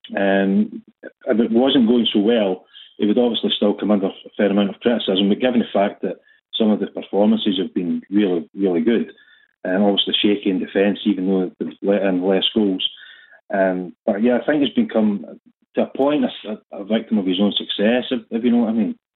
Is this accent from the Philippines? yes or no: no; Port Glasgow, Scotland, United Kingdom; moved away as an adult; now in Adelaide, Australia; I'm actually from Port Glasgow, moved out here 15 years ago